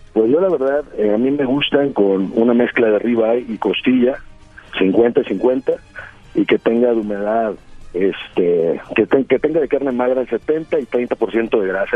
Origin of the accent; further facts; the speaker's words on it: Tamaulipas, Mexico; accent: Norteño; soy de Tamaulipas